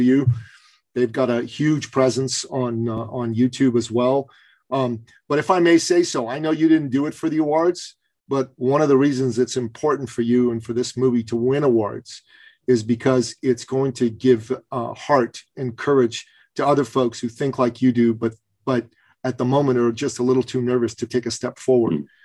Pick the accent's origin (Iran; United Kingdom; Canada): Iran; moved away; I'm from Iran